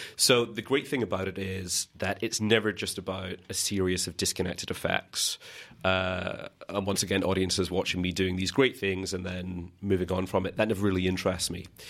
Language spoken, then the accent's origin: English; Scotland, United Kingdom; growing up in Scotland